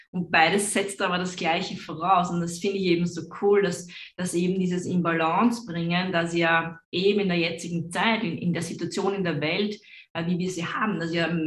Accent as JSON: {"language": "German", "country": "Austria", "said": "weil ich selber bin ja Österreicherin."}